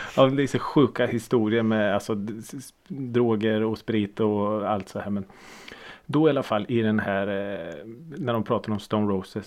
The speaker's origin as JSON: {"language": "Swedish", "town": "Norrköping", "region": "Östergötland", "country": "Sweden", "tie": "born or raised there", "said": "jag är ju född och uppvuxen i Norrköping."}